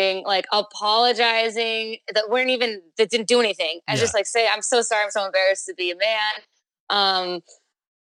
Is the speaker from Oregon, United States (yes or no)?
no; Carlsbad, California, United States; also born or lived in Oceanside, California; Polly and I grew up in North County, San Diego